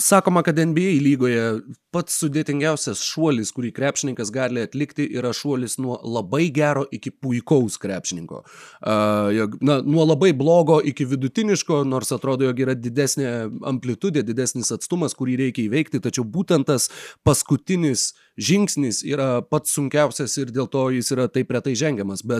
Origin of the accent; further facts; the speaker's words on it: Klaipėda, Klaipėda County, Lithuania; aš esu uh, West Side Tiladai, aš esu iš Klaipėdos